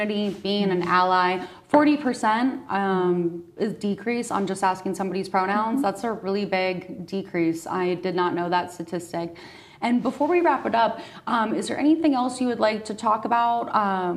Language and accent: English; South Dakota, United States; we grew up in South Dakota.